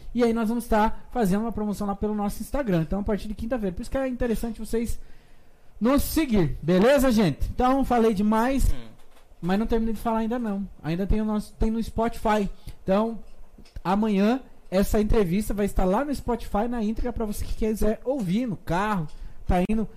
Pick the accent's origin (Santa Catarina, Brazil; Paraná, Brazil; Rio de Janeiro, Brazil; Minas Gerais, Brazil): Paraná, Brazil; Fazenda Rio Grande; also born or lived in Curitiba; eu fui feito nos matos da Fazenda Rio Grande e nasci no Hospital Santa Brígida. Nasci em Curitiba